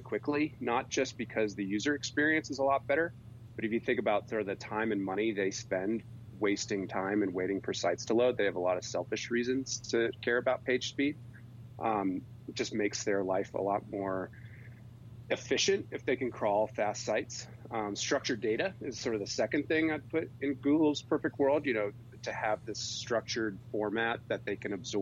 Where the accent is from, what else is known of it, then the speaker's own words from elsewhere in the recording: East Coast, United States; moved away as an adult; now in Utah, United States; I grew up on the East Coast, but was a skier and fell in love with the West. And so after college, I moved to Utah